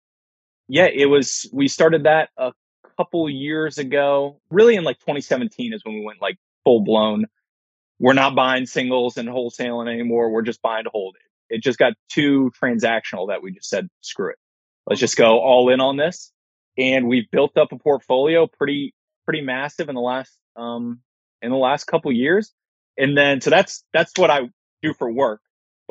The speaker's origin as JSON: {"language": "English", "town": "Fairfax", "region": "Virginia", "country": "United States", "also_born_or_lived": "Washington, D.C.", "moved": "as an adult", "lives_now": "Cleveland, United States", "said": "I'm from Washington, D.C., well, Fairfax, Virginia, and lived there for 20 years."}